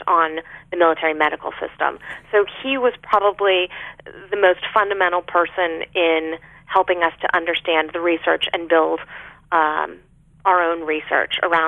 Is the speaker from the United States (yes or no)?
yes; Arlington, Virginia, United States; my family doctor growing up in Arlington, Virginia